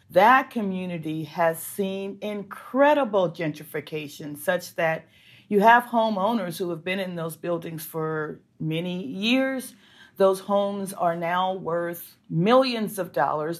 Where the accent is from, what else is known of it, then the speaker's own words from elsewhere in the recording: Los Angeles, California, United States; I grew up in Los Angeles